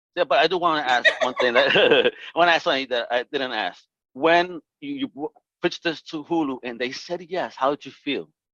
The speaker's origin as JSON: {"language": "English", "town": "New York City", "region": "New York", "country": "United States", "said": "from Brooklyn"}